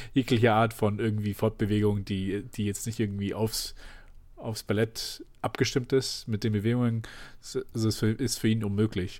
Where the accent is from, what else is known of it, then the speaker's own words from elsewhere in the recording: Germany; ich bin halt in Deutschland aufgewachsen mit Leuten, die einfach normal Deutsch reden